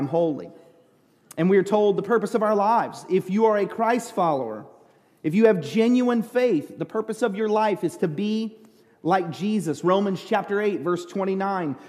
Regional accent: United States; I was a pastor from America

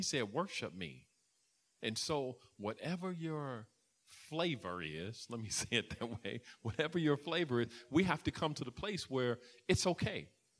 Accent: Chicago, Illinois, United States; I grew up in Chicago

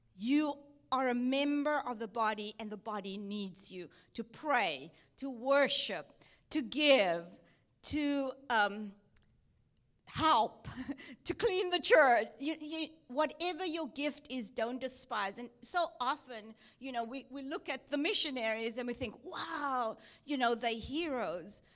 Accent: Cape Town, Western Cape, South Africa; moved away as an adult; also born or lived in Durban, South Africa / Texas, United States; I was born in South Africa, Cape Town, South Africa, went to Durban, South Africa to study at Bible College

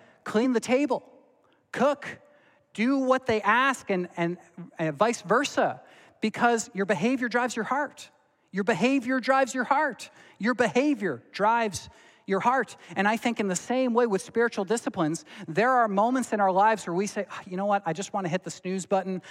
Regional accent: Belleville, Ontario, Canada; moved away; also born or lived in Dordt (college); my pastor that I grew up with in Belleville, Ontario

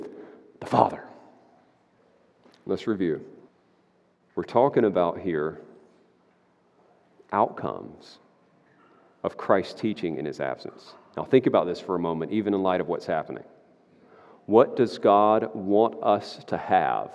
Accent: United States; I'm an American

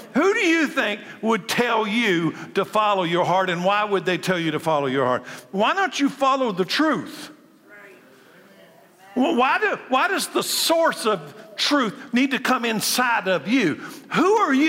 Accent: Frankfort, Kentucky, United States; I was born a boy, a male, in Frankfort, Kentucky, in 1956

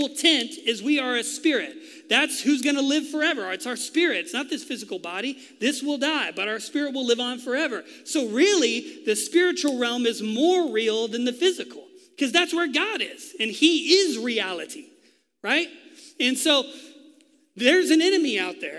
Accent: Texas, United States; moved away; I am from Texas, so it comes out sometimes

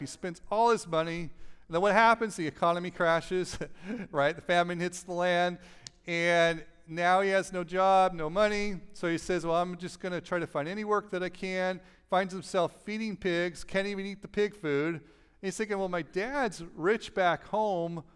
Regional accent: Los Angeles, California, United States; moved away; I'm from Los Angeles

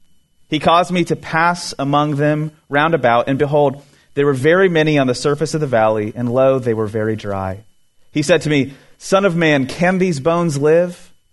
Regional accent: Florida, United States; also born or lived in California; I lived in California for a couple years in my early 20s, I'm originally from Florida, and when I was living out there

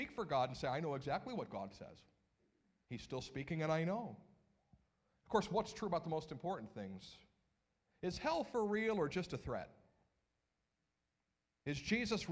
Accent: Cuyahoga Falls, Ohio, United States; my hometown of Cuyahoga Falls

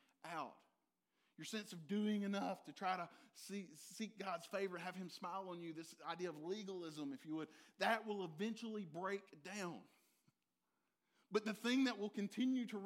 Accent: Dublin, Georgia, United States; I said, the Dub is the hub of Middle Georgia.

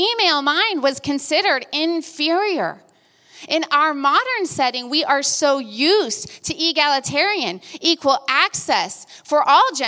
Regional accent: Sacramento, California, United States; my hometown of Sacramento, California

